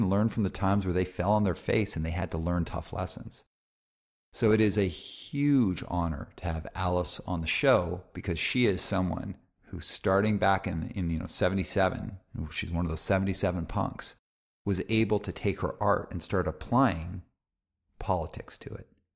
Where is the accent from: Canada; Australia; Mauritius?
Canada; Calgary, Alberta; growing up in Calgary, Alberta